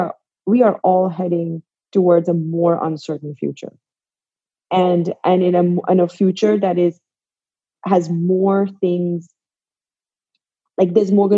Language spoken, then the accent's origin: English; Pakistan; now in New York, United States; I am from Pakistan. I am a Muslim. I am a woman. I live in New York.